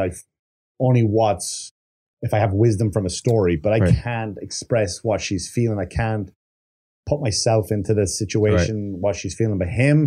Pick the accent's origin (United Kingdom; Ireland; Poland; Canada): Ireland; Wexford, Leinster; Wexford colors, my hometown.